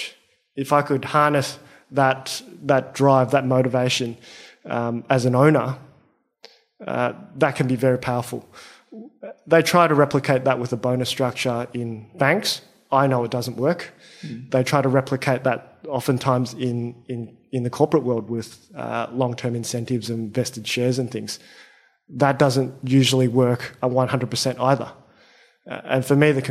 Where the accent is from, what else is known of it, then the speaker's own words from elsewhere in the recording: Australia; I'm Australian-born Chinese